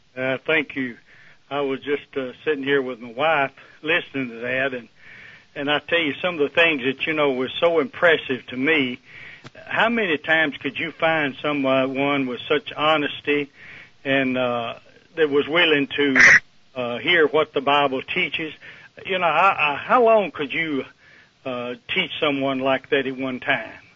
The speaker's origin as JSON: {"language": "English", "country": "Egypt", "moved": "as an adult", "lives_now": "United States", "said": "I came from Egypt to U.S."}